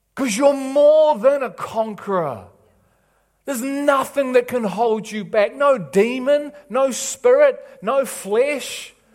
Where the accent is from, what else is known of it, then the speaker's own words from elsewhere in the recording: England, United Kingdom; I'm an English